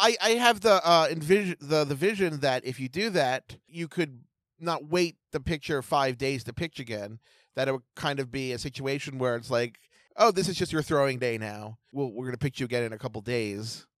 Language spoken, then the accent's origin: English; Baltimore, Maryland, United States; I'm from Baltimore